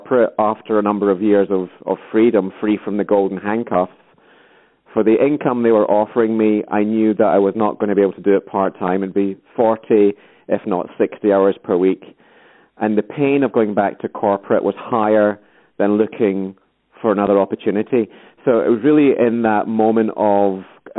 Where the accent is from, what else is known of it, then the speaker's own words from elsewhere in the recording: Scotland, United Kingdom; accent: Scottish; I'm Scottish as well, you can probably tell from the accent.